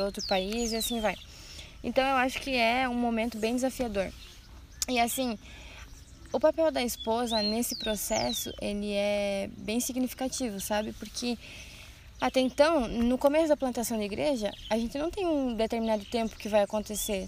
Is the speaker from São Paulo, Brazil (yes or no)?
no; Santa Rosa, Rio Grande do Sul, Brazil; moved away as an adult; now in Blumenau, Brazil; sou do Rio Grande do Sul, Santa Rosa